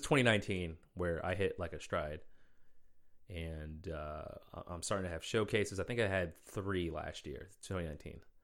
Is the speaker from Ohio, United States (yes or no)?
no; Boston, Massachusetts, United States; moved away as an adult; now in Washington, D.C., United States; I grew up in Boston, moved away for a bit, came back